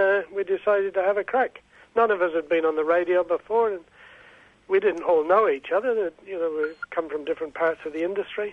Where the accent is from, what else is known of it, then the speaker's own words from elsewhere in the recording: Scotland, United Kingdom; now in Australia; I'm a Scot